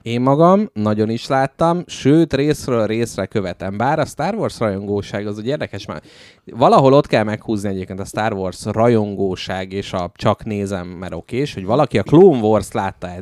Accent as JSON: {"language": "Hungarian", "region": "Budapest", "country": "Hungary", "tie": "born or raised there", "said": "születtem Budapesten"}